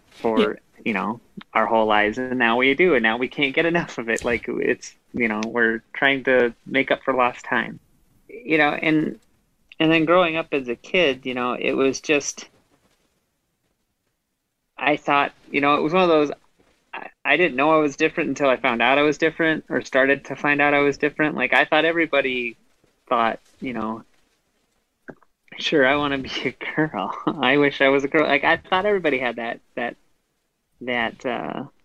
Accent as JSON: {"language": "English", "region": "Midwest", "country": "United States", "tie": "born or raised there", "said": "when I grew up in the Midwest"}